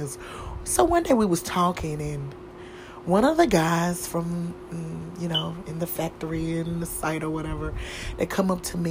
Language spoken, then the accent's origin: English; the South, United States; I was from the South